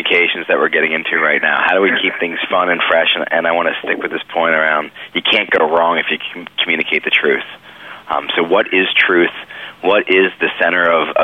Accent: Northern California, United States; we're from Northern California

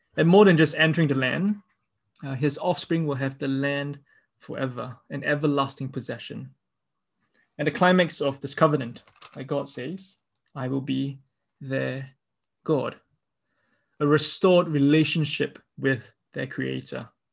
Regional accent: Singapore; I grew up in Singapore

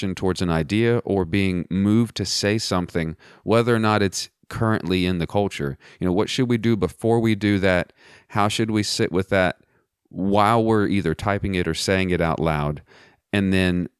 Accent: Southwest Texas, United States; growing up in Southwest Texas

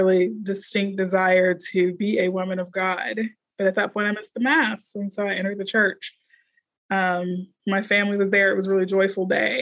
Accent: Houston, Texas, United States; also born or lived in Dallas, Texas; born and raised in Houston, and the other half of my life lived in Dallas

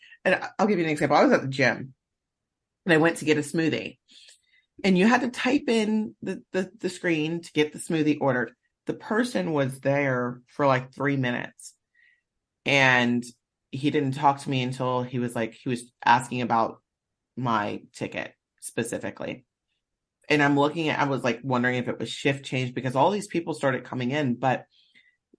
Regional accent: the South, United States; moved away; I'm originally from the South.

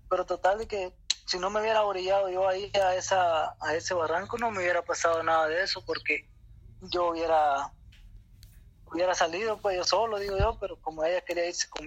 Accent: Guatemala; now in El Salvador; De Guatemala.

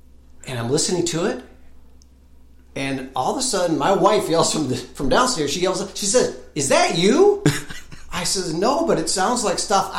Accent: Northern Illinois, United States; moved away as an adult; also born or lived in Minnesota; now in Nashville, United States; Northern Illinois is where I lived most of my life.

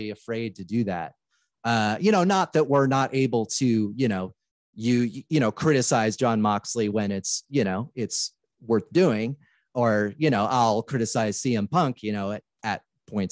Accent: Portland, Oregon, United States; I'm recording this where I was born and raised here in Portland, Oregon.

